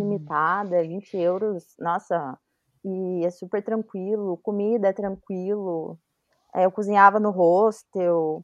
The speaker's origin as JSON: {"language": "Portuguese", "country": "Brazil", "said": "Eu, brasileira"}